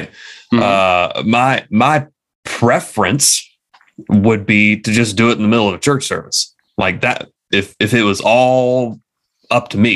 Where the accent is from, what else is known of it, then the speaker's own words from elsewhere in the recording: United States; being American Christians